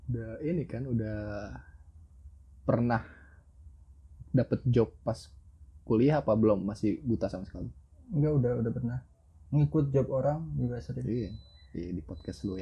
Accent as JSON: {"language": "Indonesian", "region": "Java", "country": "Indonesia", "said": "karena gue orang Jawa cok"}